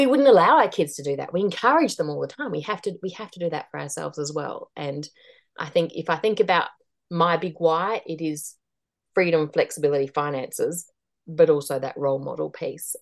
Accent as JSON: {"language": "English", "country": "Australia", "also_born_or_lived": "Asia", "moved": "as an adult", "lives_now": "New Zealand", "said": "I'm Australian, but I'd lived in New Zealand before and we were living in New Zealand again"}